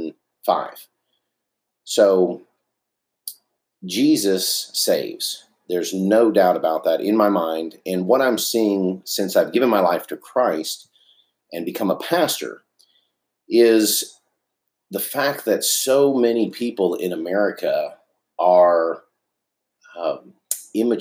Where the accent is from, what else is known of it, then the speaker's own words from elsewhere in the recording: Dallas, Texas, United States; I grew up in East Dallas